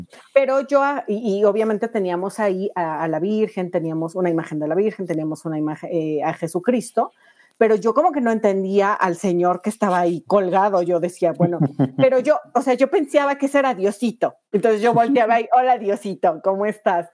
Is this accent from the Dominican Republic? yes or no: no; Mexico City, Mexico; soy de la Ciudad de México